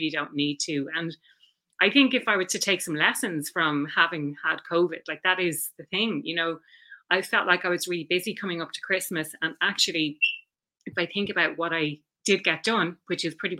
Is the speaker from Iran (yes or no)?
no; Dublin, Leinster, Ireland; also born or lived in Frankfurt, Germany / Barcelona, Spain / Chicago, United States / London, United Kingdom; So I'm from Dublin originally, and still living here now, or back living here now